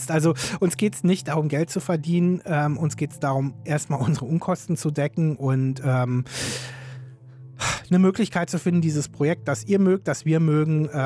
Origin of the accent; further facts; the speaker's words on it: Berlin, Germany; Andreas ist Hamburger, ich bin Berliner.